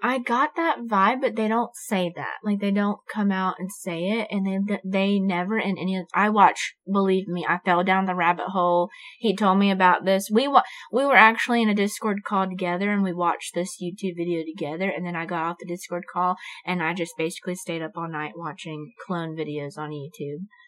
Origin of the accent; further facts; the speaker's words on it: Florida, United States; moved away; I'm from Florida. My mom still lives there. My hometown is rough.